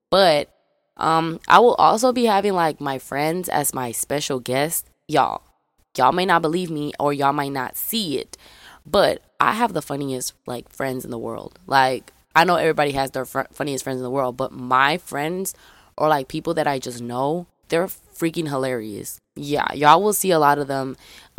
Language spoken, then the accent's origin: English; Memphis, Tennessee, United States; I forgot to tell y'all guys, I'm from Memphis, Tennessee. A lot of people don't believe that I'm from Memphis.